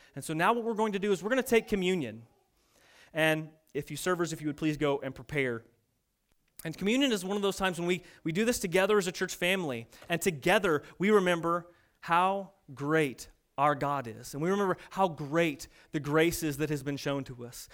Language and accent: English; United States; we're American